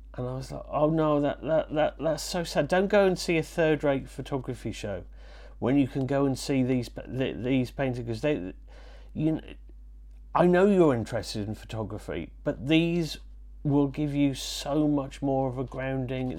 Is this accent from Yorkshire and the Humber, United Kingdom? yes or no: yes; Leeds, Yorkshire and the Humber, United Kingdom; also born or lived in Wales; I'm from Wales and I was brought up in Yorkshire